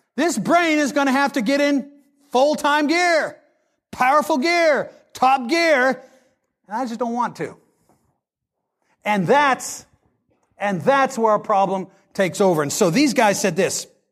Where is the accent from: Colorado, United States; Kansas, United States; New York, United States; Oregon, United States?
Kansas, United States; Great Bend; also born or lived in Lawrence, Kansas; I went from the land of Christianized Great Bend, that's my hometown, to a dorm room at the University of Kansas